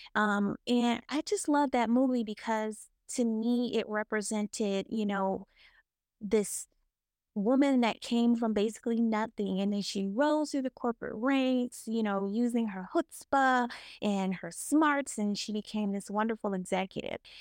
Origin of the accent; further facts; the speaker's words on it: the South, United States; growing up in the South